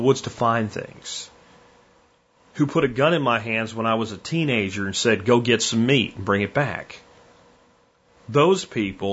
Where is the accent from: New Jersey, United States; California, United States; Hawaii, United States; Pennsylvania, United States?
Pennsylvania, United States; rural; moved away as an adult; also born or lived in Florida; now in Texas, United States; I did my high school years, and like the year before high school, in rural Pennsylvania